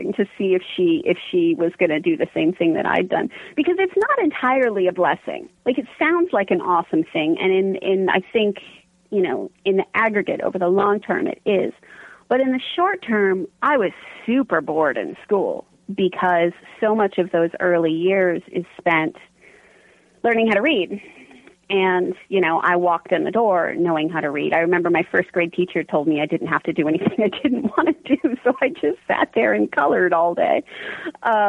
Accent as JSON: {"language": "English", "area": "a tiny town outside of Pittsburgh", "region": "Pennsylvania", "country": "United States", "tie": "born or raised there", "also_born_or_lived": "California / Arizona", "said": "when I was 10, we relocated to a tiny town outside of Pittsburgh, which is where all of my books are set"}